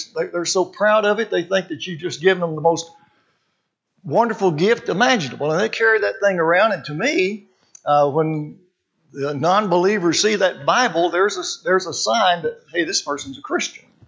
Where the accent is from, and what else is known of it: Arkansas, United States; born or raised there; also born or lived in California